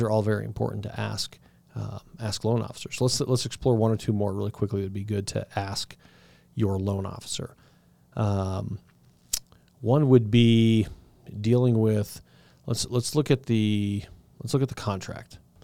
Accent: Southern Colorado, United States; I'm from Southern Colorado

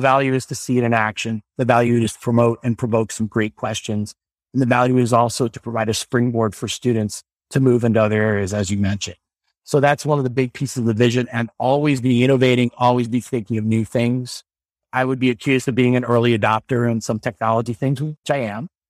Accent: Normal, Illinois, United States; moved away; I went to a lab school called Thomas Metcalf's School in Illinois. I'm from the town of Normal

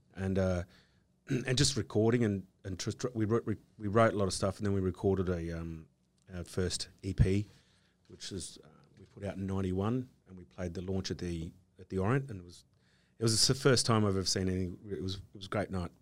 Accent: Australia; being Australian

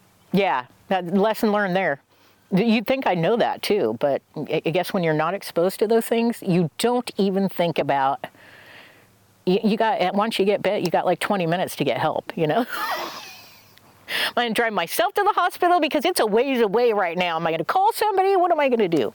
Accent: Oregon, United States; I'm from Oregon

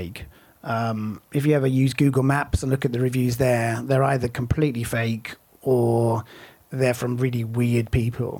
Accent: United Kingdom; now in United States; I think I'm sort of more American now than I am British.

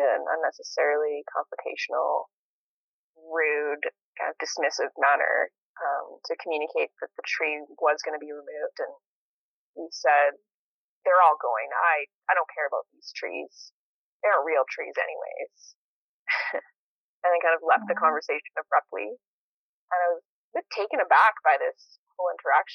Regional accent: St. Albert, Alberta, Canada; moved away as an adult; also born or lived in Edmonton, Canada; now in Nelson, Canada; I grew up in St. Albert, outside of Edmonton.

